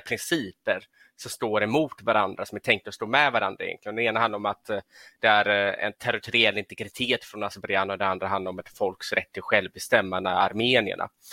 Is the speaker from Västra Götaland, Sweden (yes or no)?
yes; Gothenburg, Västra Götaland, Sweden; född och uppvuxen i Göteborg